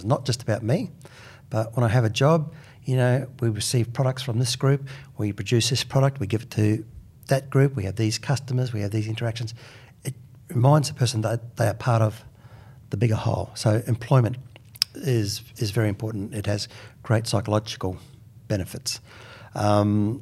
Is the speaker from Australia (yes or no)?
yes; Queensland, Australia; I'm Queenslander